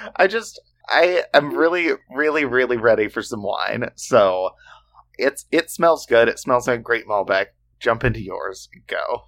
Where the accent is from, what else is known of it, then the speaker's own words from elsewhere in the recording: Oklahoma, United States; We grew up in Oklahoma